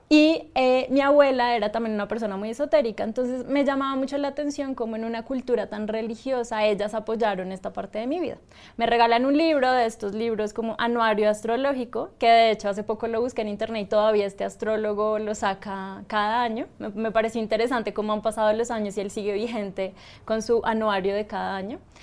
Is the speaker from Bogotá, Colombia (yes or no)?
yes; Bogotá, Colombia; yo soy colombiana, en Bogotá